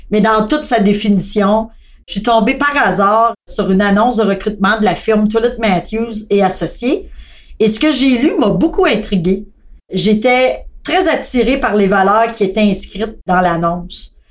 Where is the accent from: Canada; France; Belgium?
Canada; Thetford Mines, Quebec; born there; also born or lived in Montreal; je suis née à Thetford Mines dans une famille très modeste au niveau financier et de cinq enfants. J'ai euh, commencé à travailler en comptabilité. Je suis ensuite déménagée à Montréal